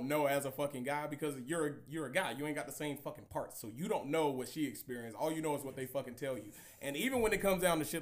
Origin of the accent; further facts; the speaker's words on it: Atlanta, Georgia, United States; I'm from Atlanta